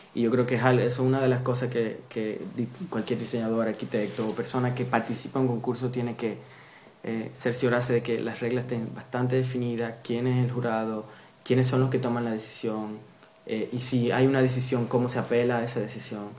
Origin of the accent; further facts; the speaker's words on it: Dominican Republic; now in Amsterdam, Netherlands; Yo soy dominicano